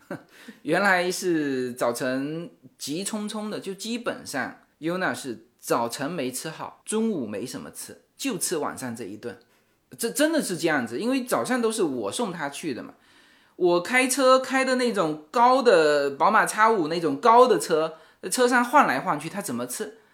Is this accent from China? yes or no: yes; China; 我们中国人特别讲究